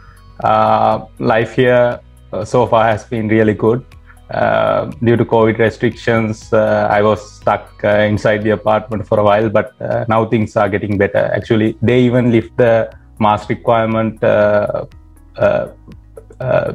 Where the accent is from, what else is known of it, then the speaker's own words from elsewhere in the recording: Hikkaduwa area, Southern Province, Sri Lanka; moved away as an adult; also born or lived in Battaramulla; now in United States; I come from Kikkadu area.